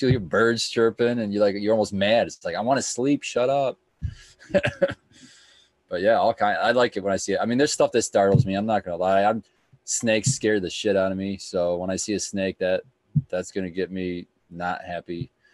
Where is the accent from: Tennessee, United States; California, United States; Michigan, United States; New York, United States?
Michigan, United States; also born or lived in Texas; growing up in Michigan